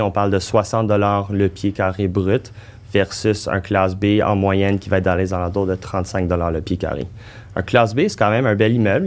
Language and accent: French; Montreal, Quebec, Canada; notre premier projet en tant que Montréalais